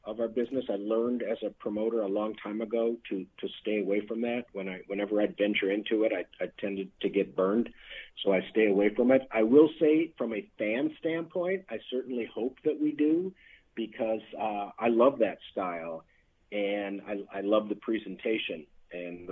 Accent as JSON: {"language": "English", "town": "Minneapolis", "region": "Minnesota", "country": "United States", "tie": "born or raised there", "said": "Growing up in the Minneapolis area"}